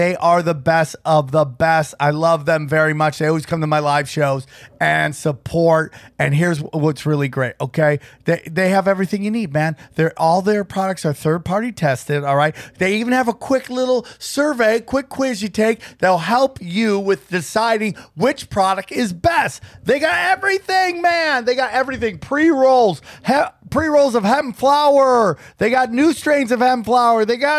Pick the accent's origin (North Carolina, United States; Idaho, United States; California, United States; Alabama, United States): Idaho, United States; Northern Idaho, not just regular Idaho, Northern Idaho, which makes it sound shadier than ever, right?